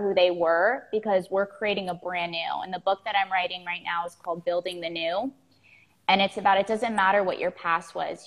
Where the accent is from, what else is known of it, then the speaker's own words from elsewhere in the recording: Florida, United States; I grew up in Florida. I'm a Florida girl. I still live in I live in Miami right now